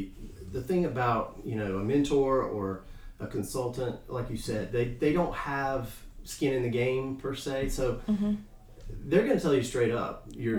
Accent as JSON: {"language": "English", "town": "Clemmons", "region": "North Carolina", "country": "United States", "tie": "born or raised there", "said": "You know, just a little bit about me. I'm a local guy. I grew up here in Clemens."}